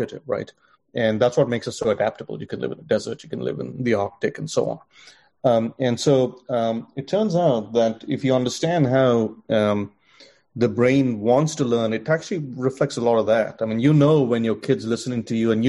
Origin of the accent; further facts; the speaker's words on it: India; moved away; growing up in India, going to college